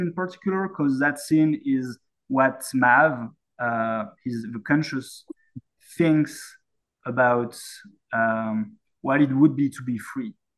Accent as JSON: {"language": "English", "town": "Saint-Étienne", "region": "Auvergne-Rhône-Alpes", "country": "France", "tie": "born or raised there", "moved": "as an adult", "lives_now": "Yukon, Canada", "said": "my hometown is called Saint Etienne"}